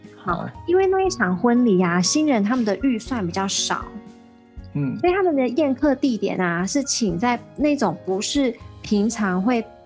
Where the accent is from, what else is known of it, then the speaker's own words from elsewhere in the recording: Taiwan; 我们台湾人